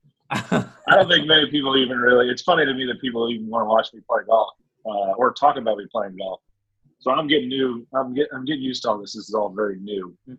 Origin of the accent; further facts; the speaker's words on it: Overland Park, Kansas, United States; now in Dallas, United States; Camden, New Jersey, I reside in Dallas, and my hometown is Overland Park, Kansas.